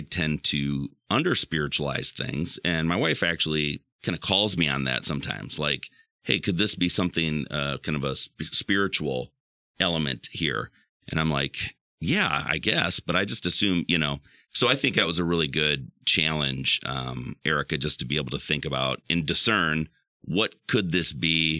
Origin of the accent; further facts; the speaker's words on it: West Michigan, United States; growing up in West Michigan